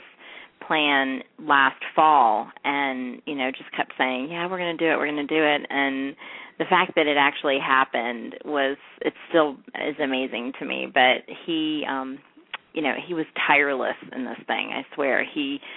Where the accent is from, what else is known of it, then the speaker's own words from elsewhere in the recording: North Carolina, United States; we're both from North Carolina